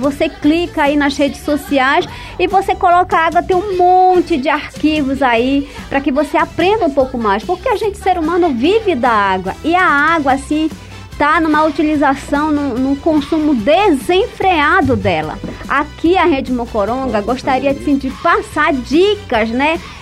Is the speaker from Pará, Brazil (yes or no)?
yes; Altamira, Pará, Brazil; now in Santarém, Brazil; Eu, eu vivo, nasci em Santarém, aliás, nasci em Altamira, vivi em Santarém